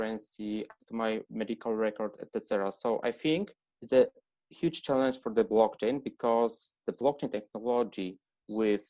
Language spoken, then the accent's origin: English; Poland; also born or lived in Poznań; I come from Poland and I'm staying at Poznań right now.